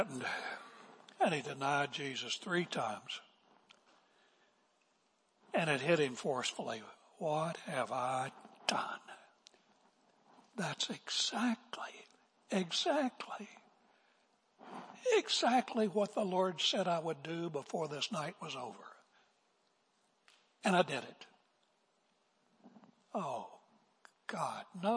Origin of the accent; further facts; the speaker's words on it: West Virginia, United States; moved away; I'm from West Virginia. I've been away from West Virginia 100 years